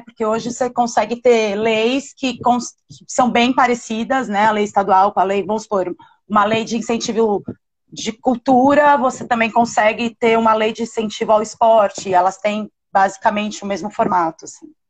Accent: São Paulo, Brazil; moved away as an adult; now in São Luís, Brazil; eu sou de São Paulo. Eu vivo aqui em São Luís há. vão fazer quatro anos

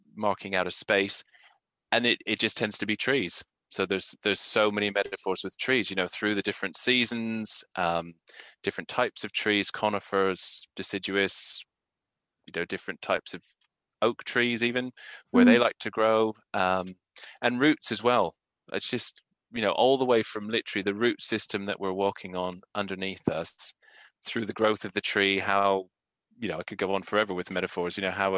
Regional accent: Calgary, Alberta, Canada; moved away; I grew up in Canada, and we were lucky enough to be just down the road from us, you know, 10-minute walk away was a river, Elbow River

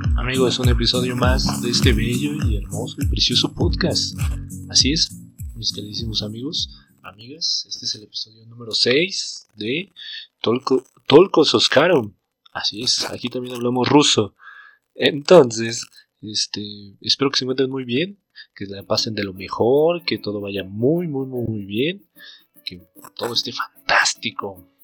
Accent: Jilotepec, State of Mexico, Mexico; also born or lived in Toluca; Yo soy de un pueblo que se llama Gilotepec

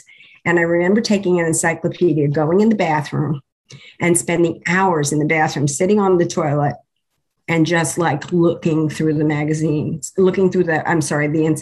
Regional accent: New York City, New York, United States; I was born in New York City. I was born in the Bronx

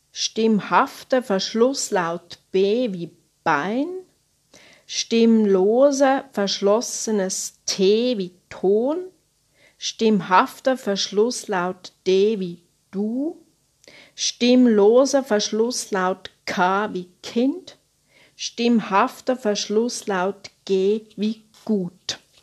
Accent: Switzerland; Bei uns in der Schweiz

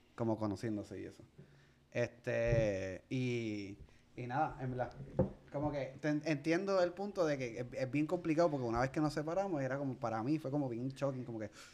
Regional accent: Puerto Rico; yo soy de aquí de Puerto Rico

